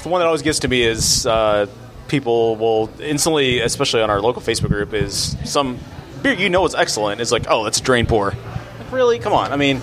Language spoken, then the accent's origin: English; Abilene, Texas, United States; we grew up in Abilene, and when I come see my dad in Dallas